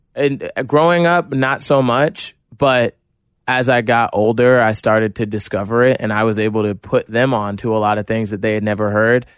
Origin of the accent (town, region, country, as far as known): New Jersey, United States